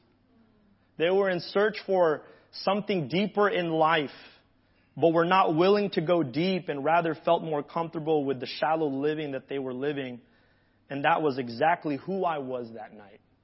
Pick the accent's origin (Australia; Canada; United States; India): United States; Hawaii; moved away; I grew up in Hawaii